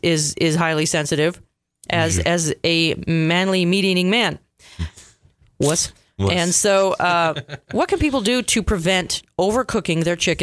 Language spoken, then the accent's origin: English; Canada; I'm going to say Canada because I'm Canadian and I like to drink mojitos.